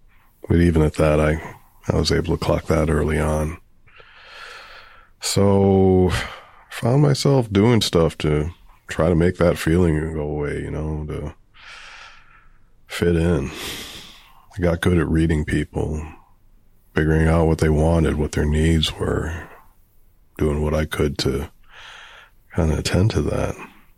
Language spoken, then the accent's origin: English; Providence, Rhode Island, United States; Well, I grew up in Providence on the Cranston line, close to Roger Williams Park.